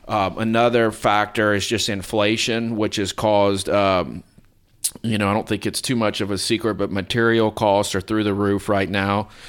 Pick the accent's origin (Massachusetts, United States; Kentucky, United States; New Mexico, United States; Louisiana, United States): Louisiana, United States; Lafayette; also born or lived in Minneapolis, Minnesota; I'm from Lafayette, South Louisiana.